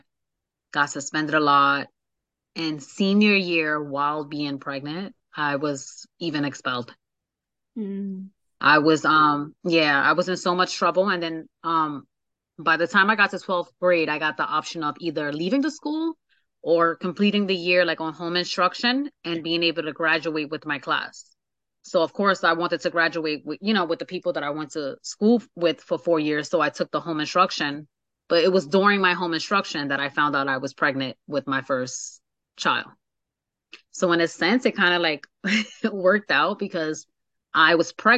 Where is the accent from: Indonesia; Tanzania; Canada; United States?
United States; Hoboken, New Jersey; I'm born and raised in Hoboken